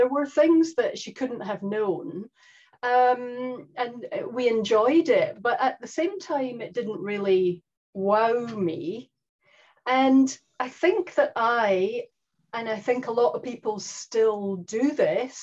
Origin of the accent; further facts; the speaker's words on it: Scotland, United Kingdom; now in New Zealand; in case anyone's confused by the accent, I am Scottish